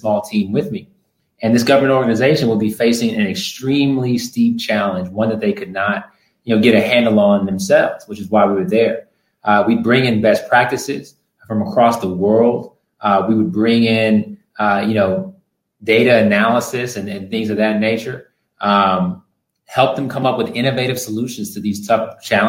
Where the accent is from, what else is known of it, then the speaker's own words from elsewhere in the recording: Houston, Texas, United States; moved away as an adult; also born or lived in East Coast; born and raised in Houston, Texas, have deep family roots going back many, many years here in Houston